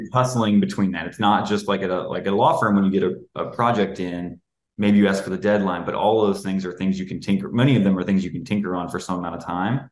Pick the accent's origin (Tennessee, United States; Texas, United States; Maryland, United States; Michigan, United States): Tennessee, United States; moved away as an adult; also born or lived in Kentucky / Atlanta; now in Chicago, United States; outside the state of Tennessee, the, the my home state